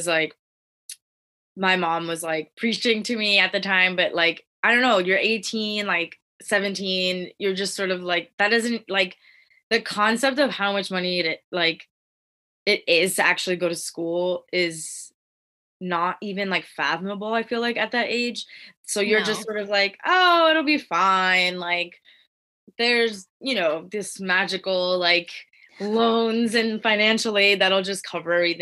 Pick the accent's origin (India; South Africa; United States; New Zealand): United States; Pennsylvania; moved away as an adult; I'm originally from Pennsylvania